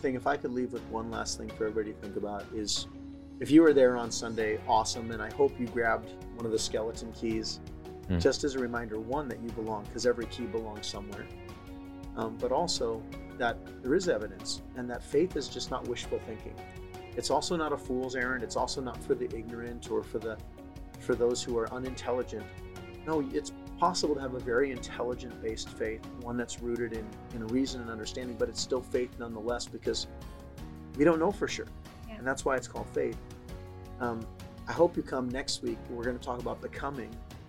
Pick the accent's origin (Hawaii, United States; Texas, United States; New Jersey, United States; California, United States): California, United States; San Diego; also born or lived in Wisconsin / Maine; I moved about every 2 years as a kid. I was born in San Diego, moved to Wisconsin for 2 years, came back to San Diego, then moved to Maine for 2 years, then came back to San Diego.